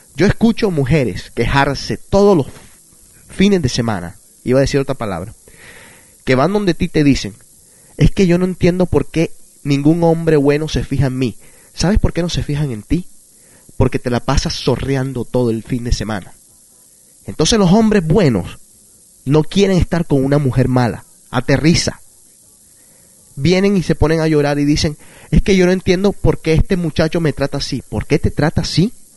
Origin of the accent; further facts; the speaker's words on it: Barranquilla, Atlántico, Colombia; moved away; Esa es la ciudad donde yo nací, Barranquilla